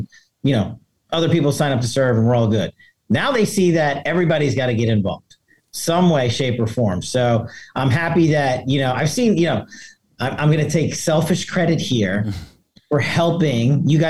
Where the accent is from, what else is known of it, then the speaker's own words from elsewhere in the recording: Queens, New York, United States; I was born and raised there. I mean, I joke with, Mr. Trump that Kings comes from Queens because he and I are both from Queens. Now we're from opposite sides of Queens.